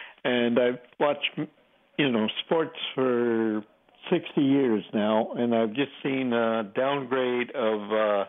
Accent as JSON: {"language": "English", "town": "Toronto", "region": "Ontario", "country": "Canada", "said": "Back in the 60s, 70s, I'm like from Toronto, and the newspaper would have the guy's name in the paper"}